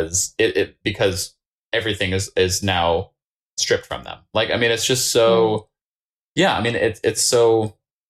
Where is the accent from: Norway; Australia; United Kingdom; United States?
United States; Maine; I grew up in Maine